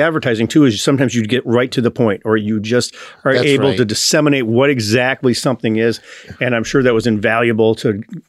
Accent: Minnesota, United States; Yeah, I'm from Minnesota.

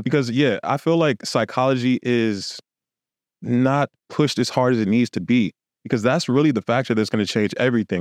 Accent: Los Angeles, California, United States; moved away; also born or lived in Houston; I literally lived on, uh, Hollywood Boulevard.

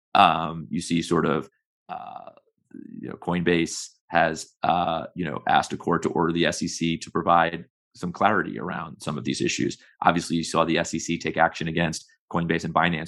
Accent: United States; I'm an American who's worked in the U S federal government for a very long time

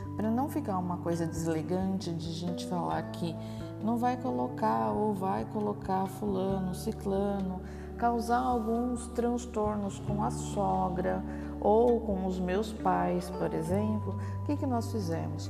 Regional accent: Baixada Santista, São Paulo, Brazil; Eu sou da Baixada Santista

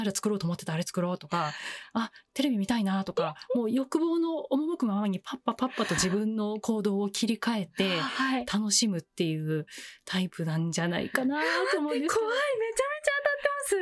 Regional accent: Chiba, Japan; 平成6年6月22日の、はい、えっと、朝生まれて、千葉出身です。

